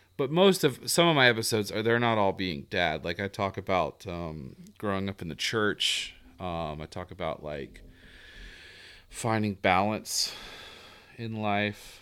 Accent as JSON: {"language": "English", "area": "the South", "region": "Southern United States", "country": "United States", "accent": "Southern", "said": "my Southern accent comes out"}